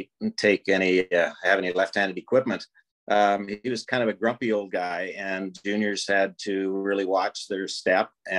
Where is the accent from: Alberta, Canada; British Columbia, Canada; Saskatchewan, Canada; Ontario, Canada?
Saskatchewan, Canada; Prince Albert; growing up in PA